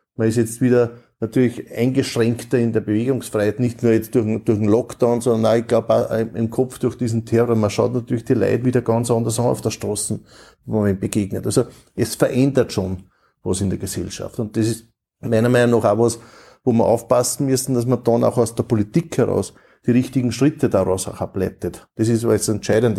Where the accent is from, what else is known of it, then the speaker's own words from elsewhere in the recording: Austria; bei uns in Österreich